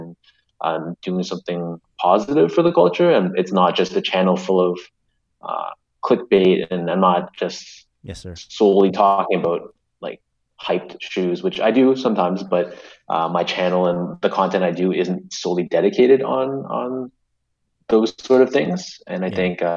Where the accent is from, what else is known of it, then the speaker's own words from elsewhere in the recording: Canada; I'm very proud to be a Canadian.